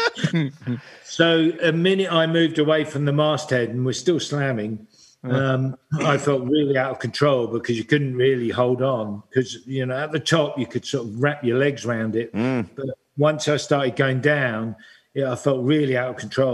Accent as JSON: {"language": "English", "country": "United Kingdom", "said": "being British"}